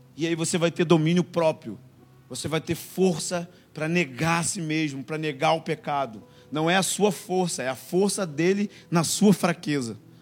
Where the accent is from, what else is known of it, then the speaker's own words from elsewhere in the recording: Rio de Janeiro, Brazil; moved away as an adult; now in Monte Mor, Brazil; sou carioca